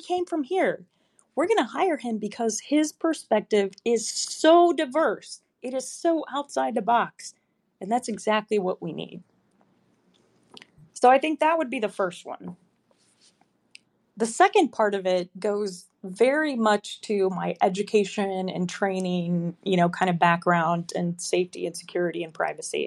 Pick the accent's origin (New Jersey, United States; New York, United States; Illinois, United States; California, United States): Illinois, United States; outside of Chicago; moved away; I grew up outside of Chicago